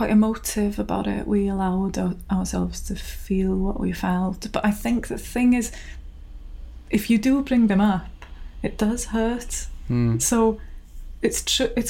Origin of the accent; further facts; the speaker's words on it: Rhiwlas, Wales, United Kingdom; moved away as an adult; now in Tywyn, United Kingdom; I'm from Rhiwlas, a village not far from Bethesda, but I moved to Tywyn in Meirionnydd.